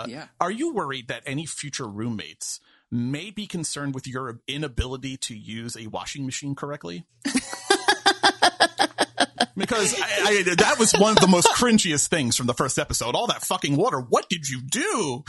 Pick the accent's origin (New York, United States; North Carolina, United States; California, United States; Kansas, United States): New York, United States; Listen, I'm from New York.